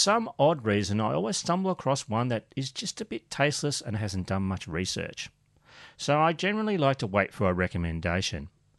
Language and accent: English; South Africa; I am a South African, and I took away our booze. Again!